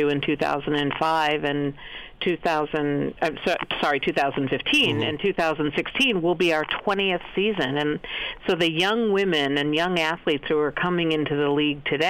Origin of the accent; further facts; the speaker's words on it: Cleveland, Ohio, United States; I grew up in Cleveland, Ohio